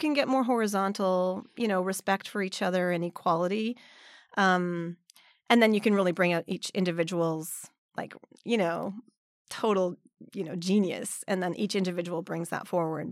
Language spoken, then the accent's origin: English; Vancouver suburbs, British Columbia, Canada; first language English; moved away as an adult; also born or lived in Montreal, Canada; now in Nagano, Japan; I'm originally from Canada, from the suburbs of Vancouver.